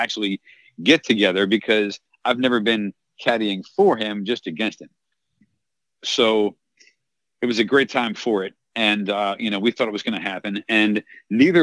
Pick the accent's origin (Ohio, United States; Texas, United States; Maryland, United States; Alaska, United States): Maryland, United States; Baltimore; moved away; I'm a Calvert Hall Cardinal. That's where I went to high school. That's my high school mascot.